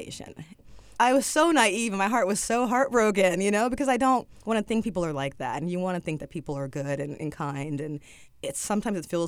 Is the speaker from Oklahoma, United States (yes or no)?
no; California, United States; moved away as an adult; now in New York, United States; I'm from California, as I said, and you know, I grew up in a predominantly like white area